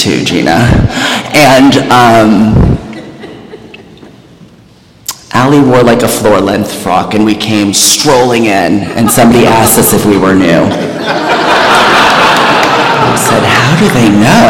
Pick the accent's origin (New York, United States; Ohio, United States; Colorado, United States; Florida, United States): New York, United States; also born or lived in New Jersey; I am a New Yorker.